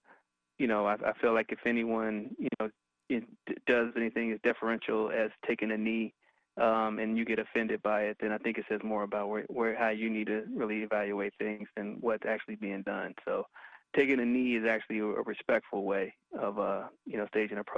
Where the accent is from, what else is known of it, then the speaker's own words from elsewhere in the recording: Kansas City, Missouri, United States; my hometown